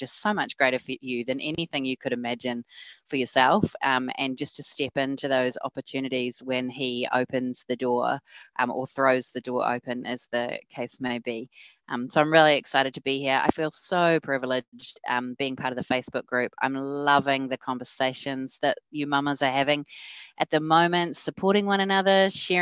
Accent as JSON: {"language": "English", "country": "New Zealand", "tie": "born or raised there", "also_born_or_lived": "England", "said": "I'm born and bred in New Zealand, but have spent quite a bit of time overseas, including in the States"}